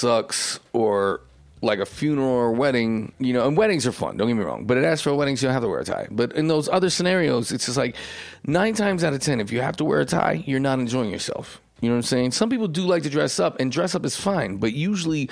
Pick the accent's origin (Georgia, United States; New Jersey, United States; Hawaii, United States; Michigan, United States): New Jersey, United States; Essex County; moved away; I'm from Essex County